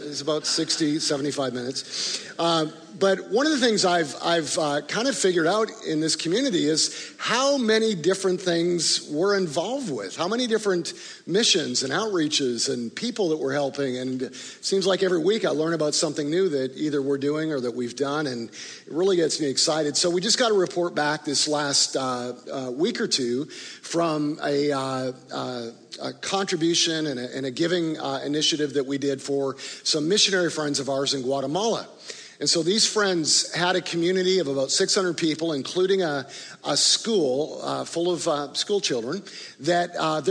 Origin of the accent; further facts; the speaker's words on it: Canada; also born or lived in Chicago, Illinois, United States; now in Tulsa, United States; even though I grew up in Canada, this has been home for me in Tulsa for 20 plus years over the last 25 or 30 years.